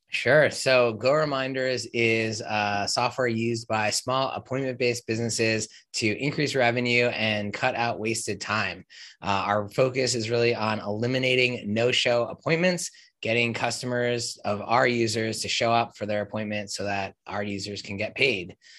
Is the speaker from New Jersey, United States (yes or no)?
yes; New Jersey, United States; moved away as an adult; also born or lived in Upstate New York / New York City; now in New York, United States; I grew up in Jersey, about 10 minutes out of New York